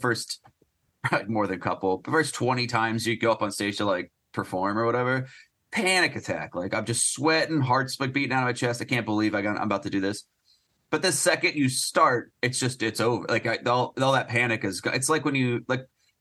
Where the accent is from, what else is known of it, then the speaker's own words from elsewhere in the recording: Phoenix, Arizona, United States; moved away; also born or lived in Portland; I grew up in Phoenix.